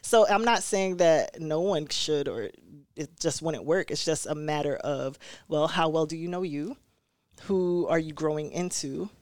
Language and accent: English; New York City, New York, United States; now in Rochester, United States; growing up in Brooklyn